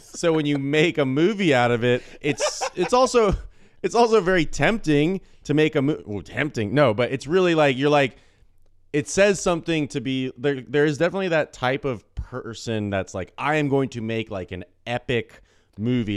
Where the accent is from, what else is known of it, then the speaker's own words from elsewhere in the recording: United States; growing up in the United States of America